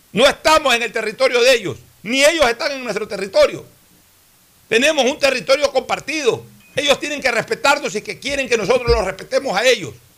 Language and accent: Spanish; Ecuador